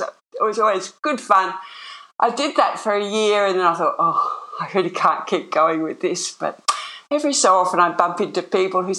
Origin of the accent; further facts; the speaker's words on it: Sydney, New South Wales, Australia; moved away; I grew up in Sydney. I grew up in North Sydney, and then lived most of my all my life close into the city.